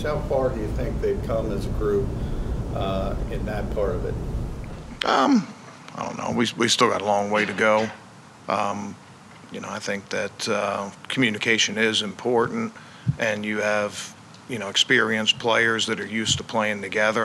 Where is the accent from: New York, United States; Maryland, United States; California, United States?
Maryland, United States; Baltimore; I grew up in Baltimore